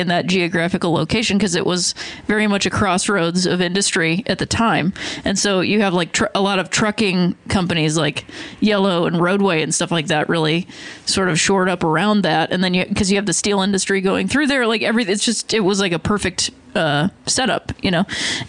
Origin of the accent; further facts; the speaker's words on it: Akron, Ohio, United States; moved away; I grew up in Akron, Ohio, which is in Summit County. It's sort of like the... on the low end of Summit County, which is about 25 to 30 minutes away from Cleveland. It's almost like due south from Cleveland.